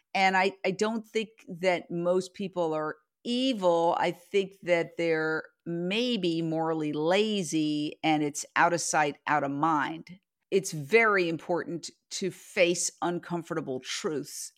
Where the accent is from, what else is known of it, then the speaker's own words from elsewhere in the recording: New York, United States; moved away as an adult; now in Los Angeles, United States; I grew up in Midtown Manhattan, across the street from Carnegie Hall